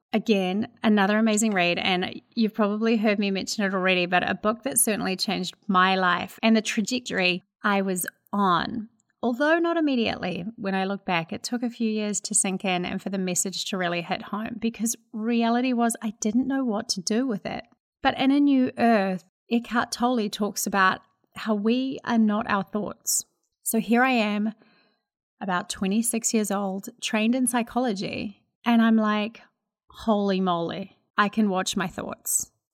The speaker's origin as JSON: {"language": "English", "country": "New Zealand", "accent": "Kiwi", "moved": "yes", "lives_now": "United States", "said": "I'm a Kiwi living in America"}